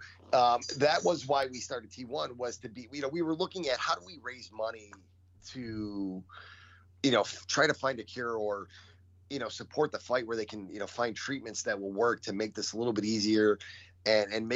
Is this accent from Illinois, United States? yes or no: yes; Chicago, Illinois, United States; We grew up in Bridgeport